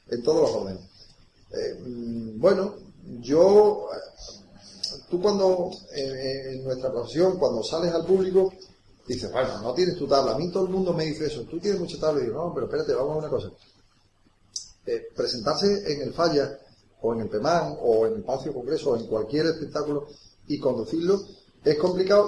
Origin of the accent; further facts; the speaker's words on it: Vejer de la Frontera, Andalusia, Spain; la patria es la infancia y yo la infancia la viví, eh, en Vejer de la Frontera